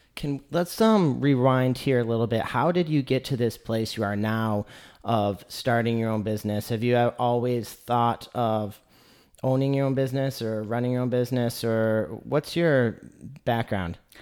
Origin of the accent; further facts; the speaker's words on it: Lansing, Michigan, United States; now in Chattanooga, United States; I come from Lansing, Michigan, which is a university town.